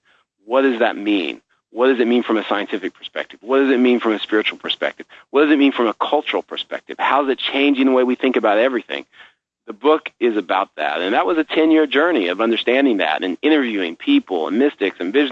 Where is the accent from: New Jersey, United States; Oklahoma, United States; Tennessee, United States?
Oklahoma, United States; northern; moved away; I grew up in Oklahoma, which where I grew up, it was a great place to grow up